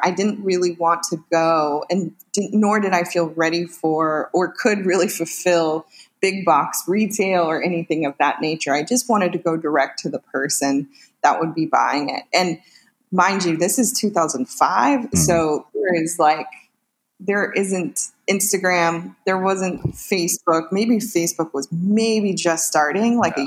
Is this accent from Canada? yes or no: no; Northern California, United States; now in Los Angeles, United States; I'm originally from Northern California, where I lived with that big family